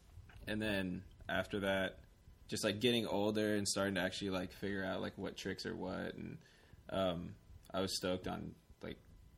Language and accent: English; Orange, California, United States; I grew up in Orange County in the city of Orange.